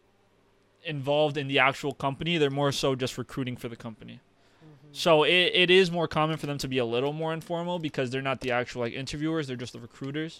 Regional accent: United States; also born or lived in Uruguay; I was born in Uruguay, but I grew up in America

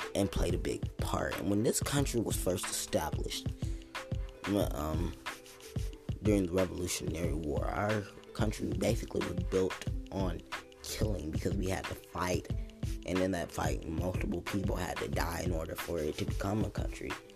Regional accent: United States; as Americans

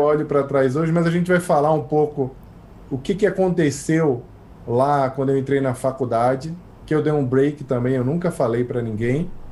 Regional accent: Recife, Pernambuco, Brazil; also born or lived in Rio de Janeiro / United States; now in São Paulo, Brazil; eu sou pernambucano

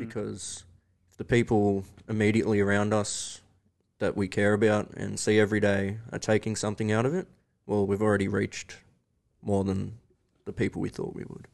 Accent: Victoria, Australia; growing up in Victoria

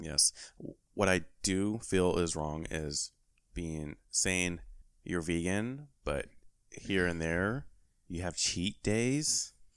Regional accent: California, United States; moved away; my home state, you know, shout out to Cali

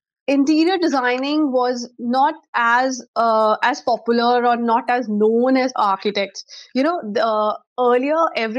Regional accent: Chandigarh, India; also born or lived in Chennai; I am born and brought up in Chandigarh, and my schooling is from Shishuniketan

